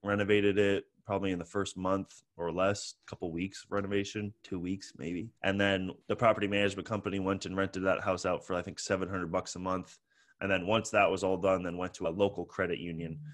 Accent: San Francisco, California, United States; also born or lived in Toronto, Canada; born in Toronto and grew up in San Francisco, I moved here when I was five

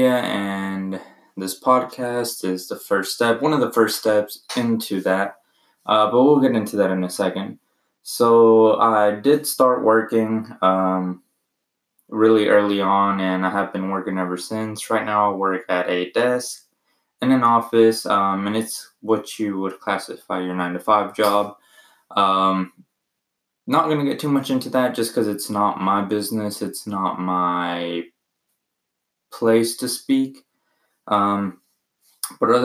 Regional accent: Arkansas, United States; also born or lived in Mexico; I was born in Mexico, lived there for 3 years, moved to the U.S. and have been in Arkansas ever since. I went to school, graduated high school here

